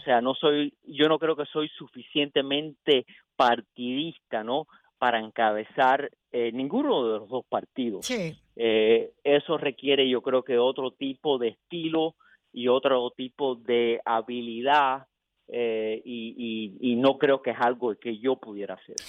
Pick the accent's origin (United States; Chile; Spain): United States; aunque yo nací aquí en los Estados Unidos, nunca he estado en Cuba